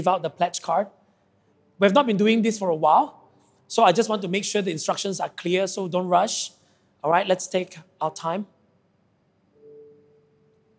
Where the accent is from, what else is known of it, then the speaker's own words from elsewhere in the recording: Sabah, Malaysia; I come from Sabah and I'm very proud to be a Sabahan.